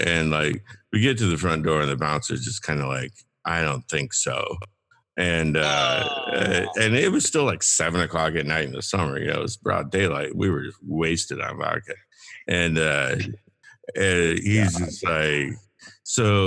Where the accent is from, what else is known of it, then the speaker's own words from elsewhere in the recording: Champaign, Illinois, United States; I'm from Champaign, kind of. I went to high school and college there at least